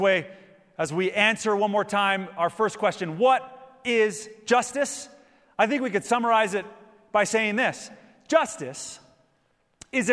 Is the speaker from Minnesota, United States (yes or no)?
yes; Minnesota, United States; my home state of Minnesota in Minneapolis